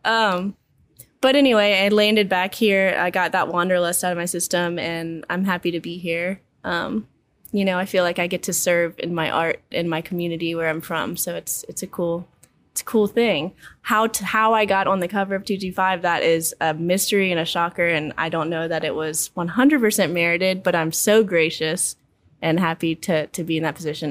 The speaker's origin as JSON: {"language": "English", "town": "Baton Rouge", "region": "Louisiana", "country": "United States", "tie": "born or raised there", "said": "I'm born and raised in Baton Rouge"}